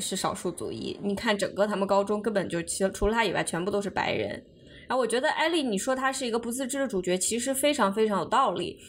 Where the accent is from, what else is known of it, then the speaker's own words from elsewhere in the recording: China; now in United States; 作为一个中国人，我身边认识很多很多很多这样子类似楚博士的人